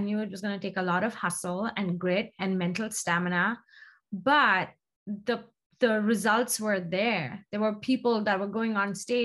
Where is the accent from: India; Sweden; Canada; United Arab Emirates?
India; moved away as an adult; now in United States; I grew up in India. I was, when I left India, I was in fashion merchandising